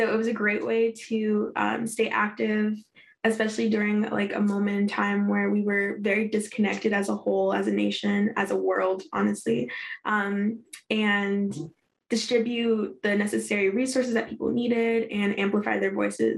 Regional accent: Denver, Colorado, United States; now in Washington, United States; I loved it. I get that question a lot being out here in DC. Everybody's like, Colorado, that's so far away. What is it like? It was beautiful. I have a lot of friends back home that I'm really grateful for

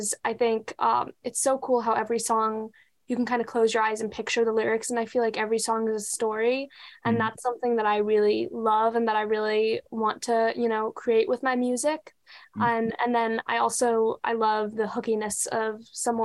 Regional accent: Pennsylvania, United States; now in Nashville, United States; I grew up in a part of Pennsylvania where, you know, there was like a lot of music around me

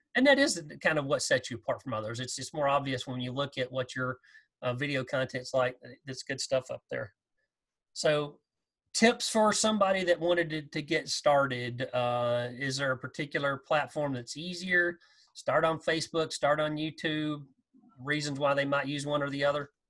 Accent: Texas, United States; growing up in Texas

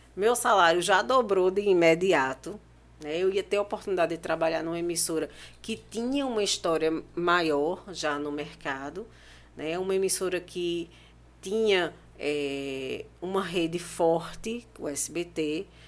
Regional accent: Pernambuco, Brazil; eu sou pernambucana

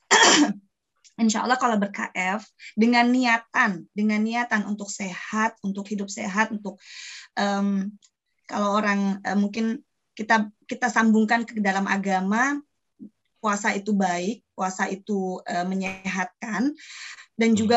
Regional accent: Jepara, Central Java, Indonesia; also born or lived in Bandung; Saya asli Jepara.

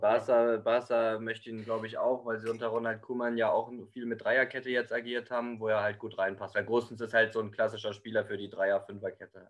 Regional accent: Germany; bei uns in Deutschland

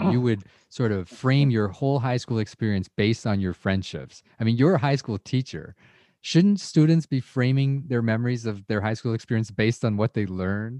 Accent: Toronto, Ontario, Canada; you and I grew up in Scarborough.

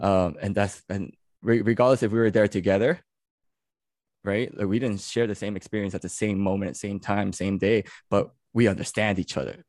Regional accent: New York City, New York, United States; also born or lived in California; I'm born and raised in New York, uh, New York City

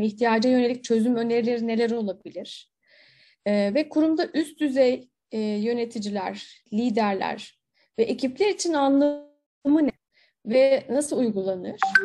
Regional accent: İzmir, Turkey

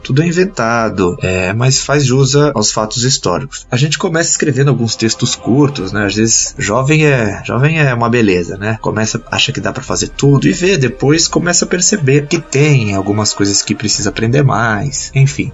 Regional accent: Santos, São Paulo, Brazil; now in São Paulo, Brazil; eu nasci em Santos em 1989.

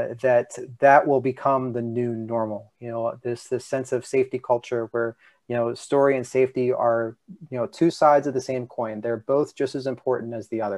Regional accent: Philadelphia suburbs, Pennsylvania, United States; now in New York, United States; I'm from the Philly suburbs

